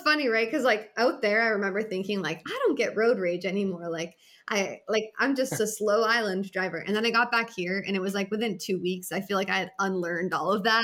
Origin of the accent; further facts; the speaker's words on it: Massachusetts, United States; moved away as an adult; also born or lived in Hawaii; I grew up in Massachusetts.